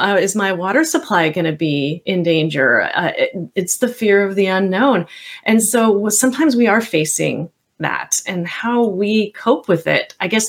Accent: the Bay Area, California, United States; I grew up back in California in the Bay Area back in the 70s

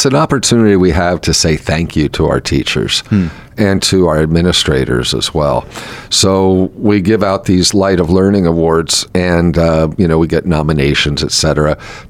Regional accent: Lebanon, Pennsylvania, United States; moved away; my whole education was Catholic schools. And my mom worked at St. Mary's Catholic School in Lebanon, Pennsylvania, where I attended. And then I went to Lebanon Catholic High School.

